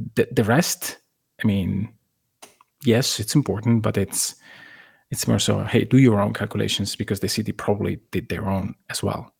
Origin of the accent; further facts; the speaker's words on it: Italy; I lived a very similar situation on my city where an arena has to be made in order to go from basically the second league in Italy to the first one